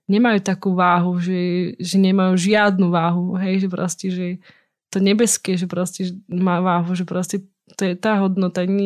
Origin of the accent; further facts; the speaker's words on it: eastern Slovakia, Slovakia; accent: East Slovak; Inak hovorím aspoň trošku po východniarsky.